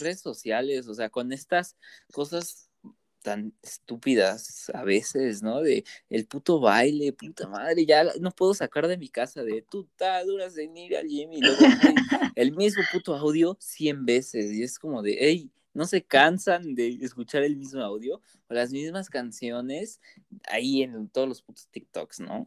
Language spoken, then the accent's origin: Spanish; Toluca, State of Mexico, Mexico; soy del Estado de México